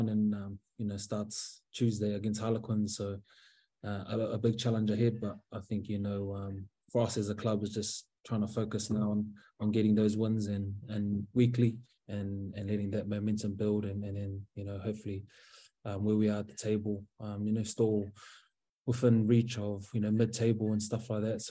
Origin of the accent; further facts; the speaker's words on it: Auckland, New Zealand; moved away as an adult; now in Northern Ireland, United Kingdom; Mangere's my home for me, so South Auckland. That's kind of always born and bred there